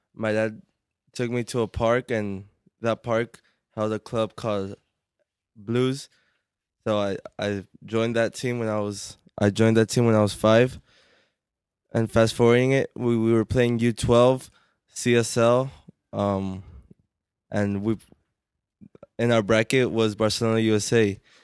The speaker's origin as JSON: {"language": "English", "town": "Corona", "region": "California", "country": "United States", "said": "I'm from Corona"}